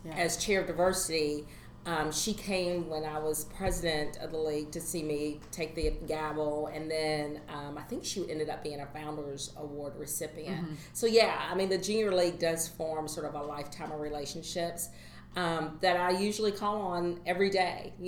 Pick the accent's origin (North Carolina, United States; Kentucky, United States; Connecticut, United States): Kentucky, United States; Louisville; as a person who was born and raised in Louisville, I moved away and I came back